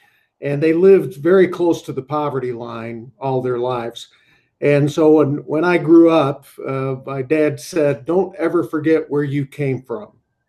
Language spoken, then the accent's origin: English; Syracuse, New York, United States; I grew up in upstate New York, Syracuse, and I was the son of a blue-collar worker and a stay-at-home mom